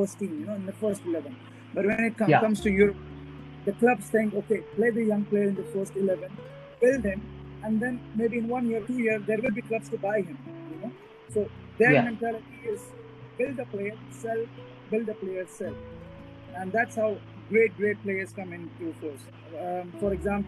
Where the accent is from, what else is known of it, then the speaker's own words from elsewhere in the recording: India; I'm an Indian and I'm proud of being an Indian